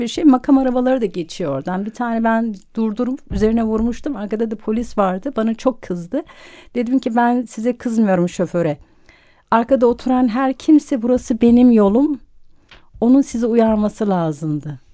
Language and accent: Turkish; Bursa, Turkey; now in Istanbul, Turkey; çocukluğum Bursa'da geçti.